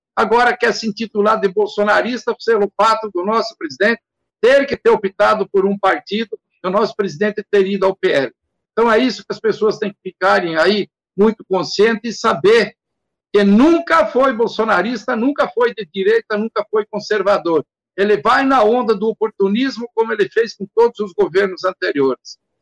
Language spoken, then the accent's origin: Portuguese; Rio Grande do Sul, Brazil; moved away as an adult; also born or lived in Paraná; now in Mato Grosso, Brazil; saí do Rio Grande do Sul em 79, com 21 anos, vim para o Paraná, fiquei sete anos no Paraná